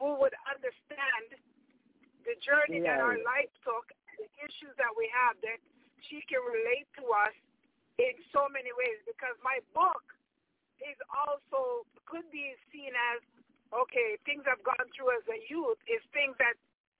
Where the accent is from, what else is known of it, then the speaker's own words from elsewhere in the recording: Jamaica; now in Canada; growing up in Jamaica, migrating to Canada